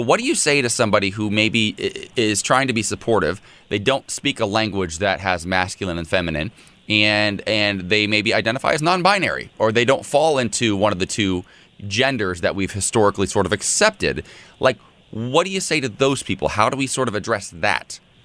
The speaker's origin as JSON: {"language": "English", "country": "United States", "tie": "born or raised there", "said": "somebody born and raised in the United States"}